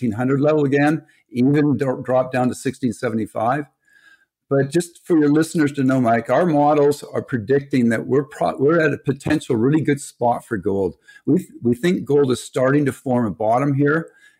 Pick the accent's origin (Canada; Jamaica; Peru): Canada; we're Canadian